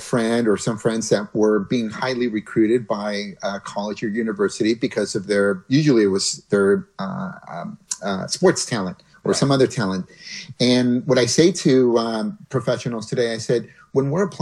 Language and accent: English; Mountain View, California, United States; also born or lived in Mexico; Google is headquartered in my hometown in Mountain View